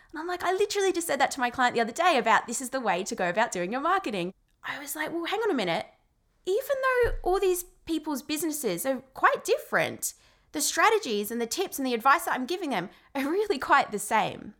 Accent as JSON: {"language": "English", "country": "Australia", "said": "I'm Australian"}